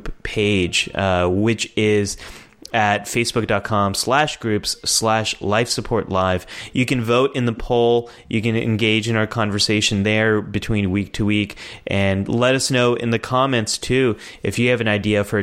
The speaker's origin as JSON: {"language": "English", "country": "United States", "said": "as American"}